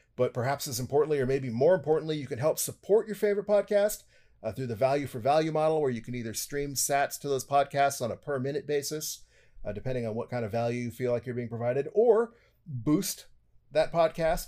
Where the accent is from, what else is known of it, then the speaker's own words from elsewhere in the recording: United States; I'm an American